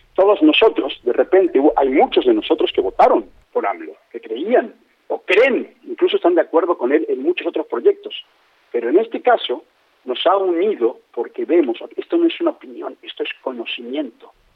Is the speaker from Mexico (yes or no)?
yes; Mexico City, Mexico; moved away as an adult; now in Playa del Carmen, Mexico; soy, de la Ciudad de México, me fui en el 96 y regresé a México y me quedé a vivir en Playa del Carmen